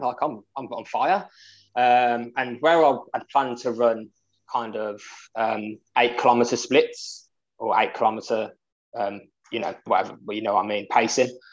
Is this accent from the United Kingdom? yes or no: yes; Birmingham, West Midlands, United Kingdom; I come from Birmingham, England